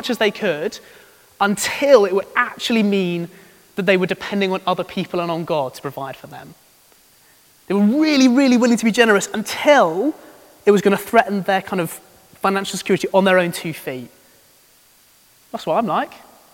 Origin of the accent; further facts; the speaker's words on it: United Kingdom